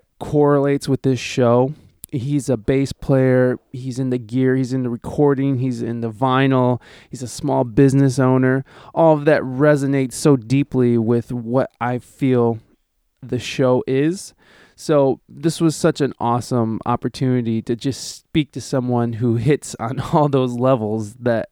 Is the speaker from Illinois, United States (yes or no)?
no; Ohio, United States; also born or lived in California; because I am from Ohio, and that is currently where I'm at. I'm in Toledo, Ohio.